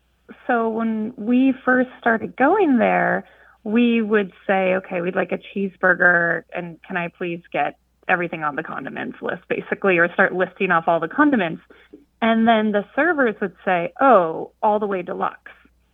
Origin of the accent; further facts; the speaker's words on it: Pacific Northwest, United States; now in Norfolk, United States; So I'm from the Pacific Northwest, and I've lived in several parts of the United States. And moved to Norfolk, which is in the mid-Atlantic, a few years ago.